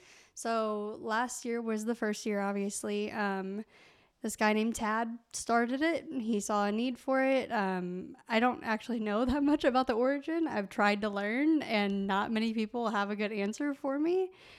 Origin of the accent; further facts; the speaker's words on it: Evansville, Indiana, United States; So I'm from Evansville, Indiana. I went to Evansville Christian School.